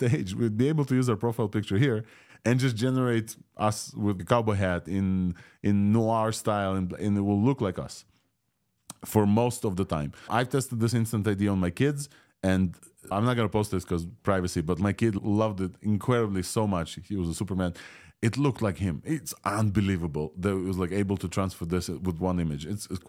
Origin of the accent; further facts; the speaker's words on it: Ukraine; first language Russian; English is a second language; And I asked it to dub me in Russian, a language that I do speak, and my mother tongue from Ukraine.